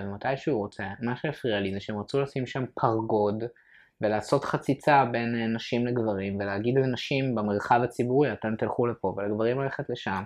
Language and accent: Hebrew; Ramat Gan, Tel Aviv District, Israel; גדלתי ברמת גן, שזה מקום חילוני